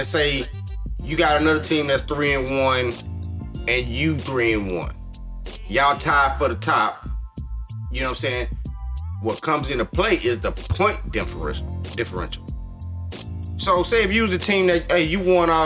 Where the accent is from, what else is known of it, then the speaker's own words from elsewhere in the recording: United States; we're American